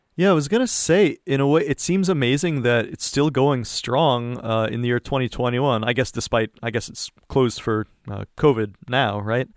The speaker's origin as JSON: {"language": "English", "region": "East Coast", "country": "United States", "moved": "as an adult", "lives_now": "East Bay, California, United States", "said": "I'm from the East Coast"}